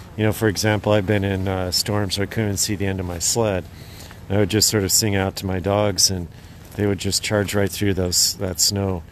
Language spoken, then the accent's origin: English; Idaho, United States; moved away as an adult; also born or lived in Alaska; now in Willow, Alaska, United States; I grew up in Idaho, and then my wife and I moved up here to Alaska about 15, 16 years ago